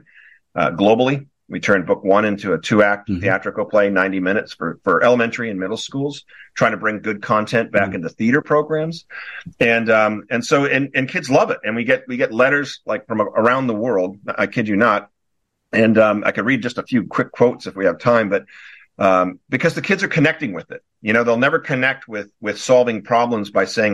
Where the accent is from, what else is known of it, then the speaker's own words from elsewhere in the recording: Newport Beach, California, United States; moved away; also born or lived in Wellesley, Massachusetts; I'm originally from Newport Beach, California. I was back east, Wellesley, Massachusetts, for 16 years